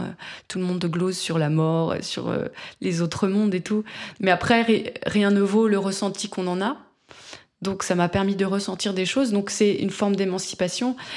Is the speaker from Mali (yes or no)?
no; France; moi je suis française.